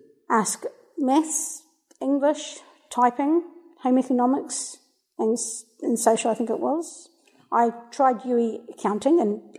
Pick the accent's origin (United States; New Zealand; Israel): New Zealand; also born or lived in Melbourne, Australia; I was born in Melbourne, Australia, and we lived there until I was three, and then we moved to New Zealand. My dad's a New Zealander, my mum's an Aussie, she was born in Brisbane.